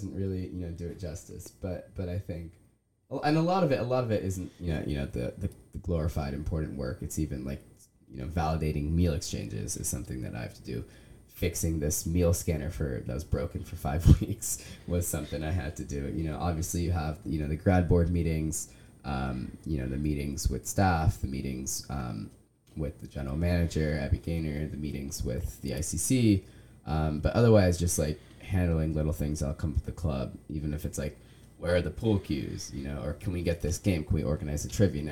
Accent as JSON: {"language": "English", "country": "United States", "tie": "born or raised there", "said": "growing up in America"}